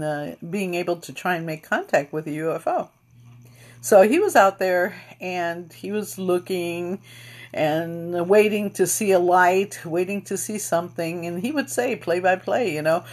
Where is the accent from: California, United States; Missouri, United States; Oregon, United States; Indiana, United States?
Indiana, United States; East Chicago; we're from East Chicago, Indiana, which is the west side of, northwest side